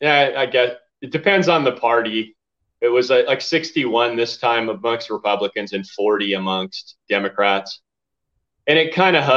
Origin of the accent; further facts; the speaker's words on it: Garden Grove, California, United States; now in Arizona, United States; I was born in California.